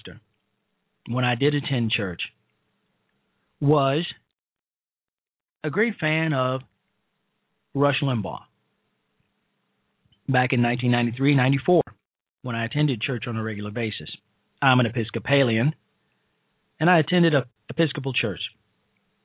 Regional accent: Chicago, Illinois, United States; I am from Chicago. I was raised in Chicago

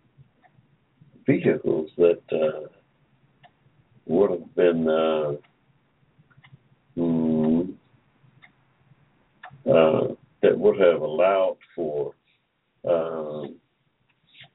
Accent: Georgia, United States; I was born in Georgia in 1945

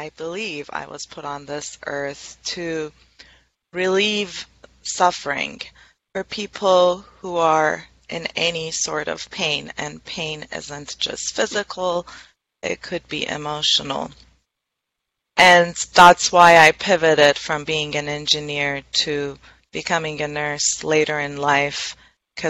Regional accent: Tehran, Tehran Province, Iran; moved away as an adult; now in United States; I was born and raised in Tehran, which is the capital of Iran.

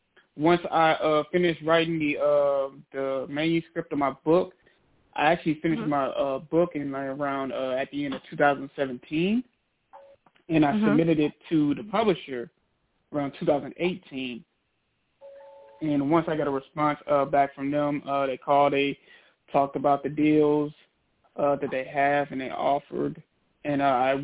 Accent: Trenton, New Jersey, United States; I was born in Trenton, New Jersey, and that's where I spent most of my adolescent years. I have to say, growing up, in New Jersey, well, in Trenton, it was pretty rough. Had it kind of hard.

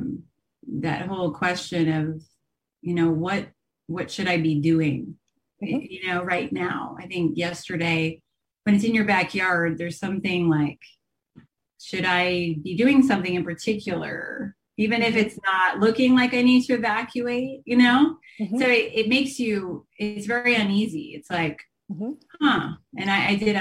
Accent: New Jersey, United States; So I grew up in New Jersey. I'm an East Coaster as well

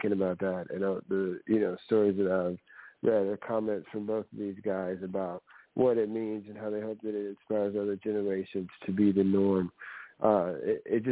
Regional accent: the South, United States; growing up in the South

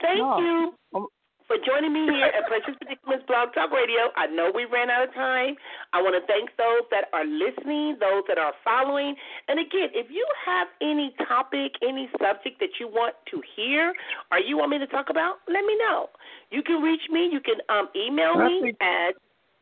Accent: Compton, California, United States; when I was growing up in Compton

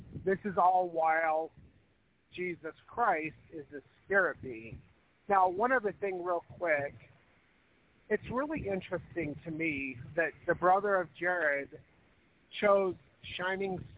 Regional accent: Spencer, Idaho, United States; I grew up a lot in Spencer, Idaho, which is just about 14 miles south of the Montana-Idaho border

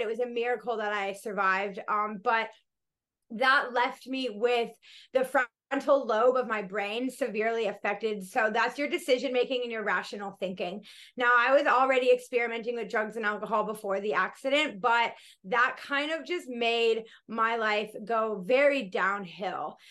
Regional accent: Colorado, United States; moved away as an adult; also born or lived in Florida / Denver, Colorado; now in Australia; I grew up in Colorado and then my family moved to Florida when I was about 12, 13.

